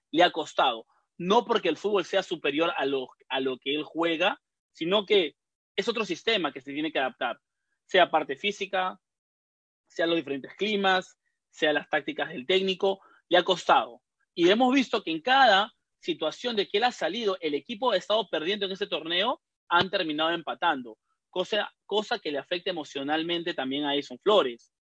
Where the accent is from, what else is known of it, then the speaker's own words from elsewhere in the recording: Peru; now in United States; nosotros que somos peruanos